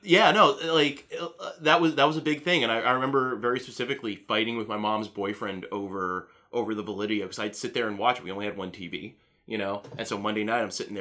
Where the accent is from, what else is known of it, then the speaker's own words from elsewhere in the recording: Orlando, Florida, United States; I grew up in Central Florida, which, you know, Orlando area